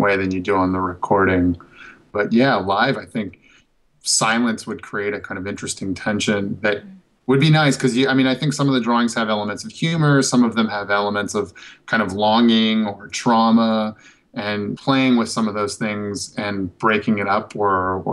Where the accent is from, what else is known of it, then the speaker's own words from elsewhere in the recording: northern Minnesota, United States; also born or lived in Chicago / Berlin; now in Los Angeles, United States; I grew up in Minnesota, in northern Minnesota